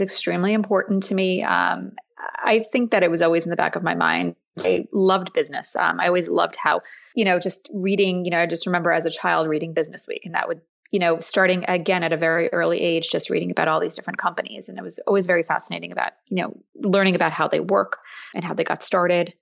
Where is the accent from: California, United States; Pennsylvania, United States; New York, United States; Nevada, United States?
New York, United States; suburbs of New York City, United States; I grew up in the suburbs of New York City